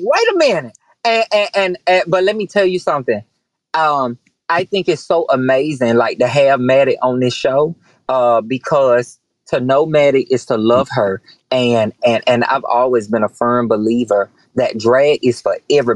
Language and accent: English; the South, United States; growing up in the South